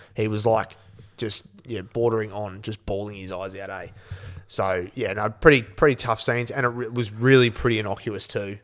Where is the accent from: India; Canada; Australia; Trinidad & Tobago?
Australia; as an Aussie